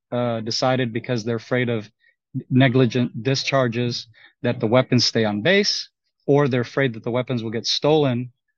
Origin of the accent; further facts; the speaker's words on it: United States; Well, you know, I am American. I do have Texas, Texas residency on paper